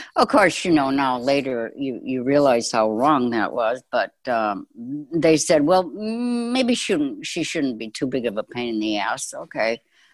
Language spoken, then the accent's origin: English; Chicago, Illinois, United States; I grew up in Chicago.